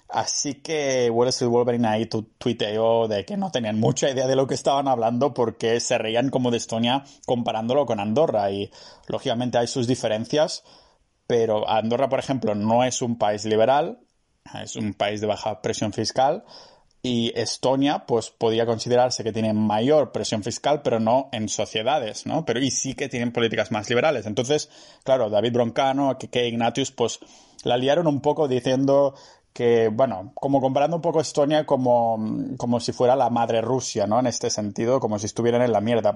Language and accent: Spanish; Catalonia, Spain; soy catalán